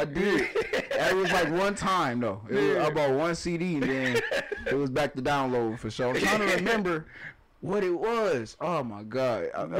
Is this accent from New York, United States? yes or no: no; Flint, Michigan, United States; and I'm from Flint, right?